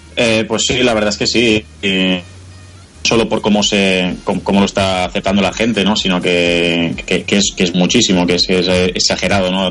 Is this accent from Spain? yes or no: yes; Spain; moved away as an adult; now in Kolkata, India; somos seis españoles